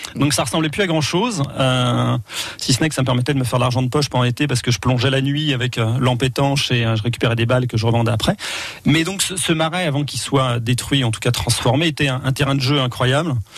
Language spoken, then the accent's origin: French; Orléans, Centre-Val de Loire, France; now in Loire-Atlantique, France; je suis né à Orléans